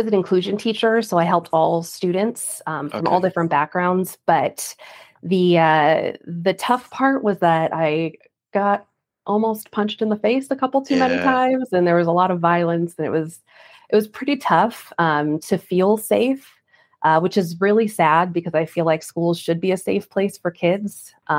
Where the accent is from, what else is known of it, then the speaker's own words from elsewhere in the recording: New York, United States; now in Dallas, United States; New York.